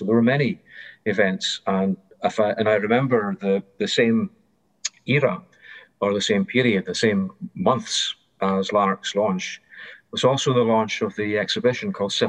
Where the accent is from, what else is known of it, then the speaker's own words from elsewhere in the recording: Airdrie, Scotland, United Kingdom; born there; also born or lived in Kent / Glasgow; And I was born in Airdrie, Lanarkshire, darkest post-industrial Lanarkshire, so that atmosphere was not unfamiliar to me. But I had been to school in Kent